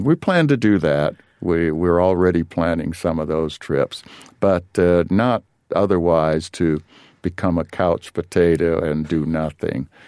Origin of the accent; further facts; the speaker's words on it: Los Angeles, California, United States; growing up in South Central L A.